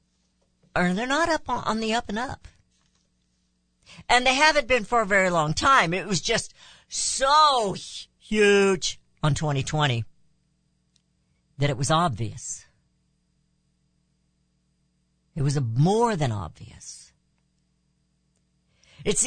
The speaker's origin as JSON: {"language": "English", "country": "United States", "said": "as American citizens"}